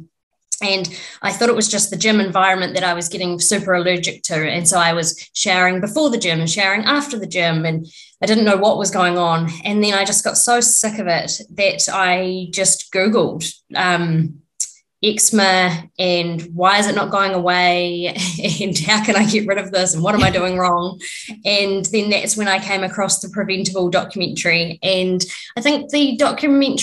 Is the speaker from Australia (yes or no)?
no; New Zealand; I'm from New Zealand, lived here my whole life.